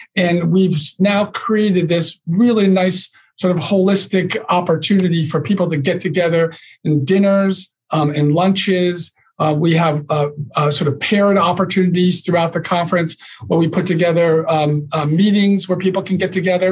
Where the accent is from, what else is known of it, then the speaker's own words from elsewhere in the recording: Northeast, United States; I'm from the Northeast